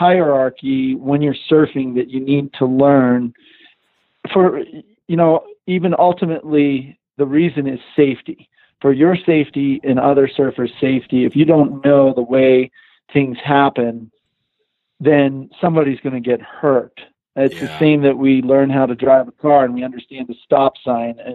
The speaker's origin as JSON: {"language": "English", "region": "East Coast", "country": "United States", "tie": "born or raised there", "said": "I grew up surfing in the East Coast"}